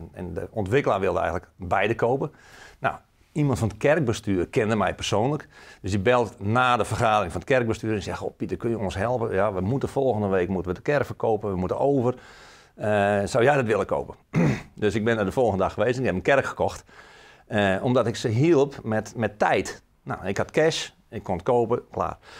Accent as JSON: {"language": "Dutch", "region": "Friesland", "country": "Netherlands", "moved": "yes", "lives_now": "Emmeloord, Netherlands", "said": "ik ben eigenlijk een Fries die in Emmeloord woont op een mooie boerderij. mijn Friese roots, daar, ja, daar, ben ik nog steeds trots op"}